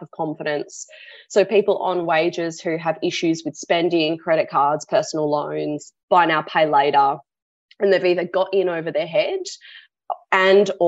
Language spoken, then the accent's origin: English; Sydney, New South Wales, Australia; now in Perth, Australia; I was born on Gadigal land